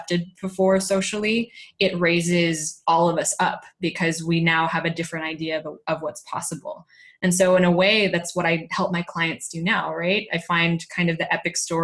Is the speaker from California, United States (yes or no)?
yes; California, United States; moved away as an adult; now in Spain; I was growing up in California